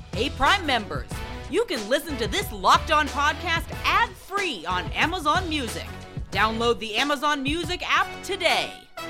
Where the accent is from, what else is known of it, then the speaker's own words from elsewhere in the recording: New Orleans, Louisiana, United States; moved away; I am from originally from New Orleans